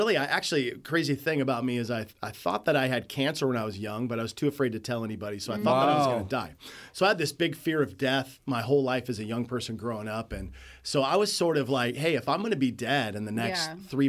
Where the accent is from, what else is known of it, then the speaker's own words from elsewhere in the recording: Nikiski, Alaska, United States; I grew up in a little town called Nikiski here in South Central AK.